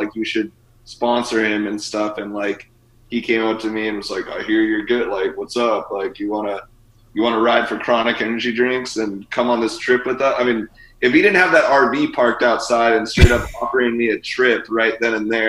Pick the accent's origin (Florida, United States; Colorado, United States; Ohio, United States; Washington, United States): Washington, United States; growing up in Washington